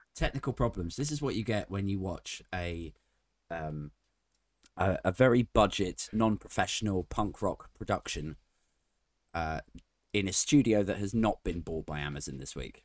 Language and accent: English; Maidenhead, South East England, United Kingdom; my hometown, Maidenhead